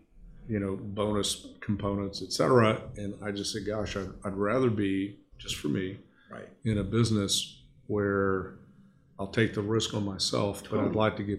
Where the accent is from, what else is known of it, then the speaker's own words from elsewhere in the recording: Houston, Texas, United States; now in Dallas, United States; I grew up in Houston. I was the first person in my family to go to college.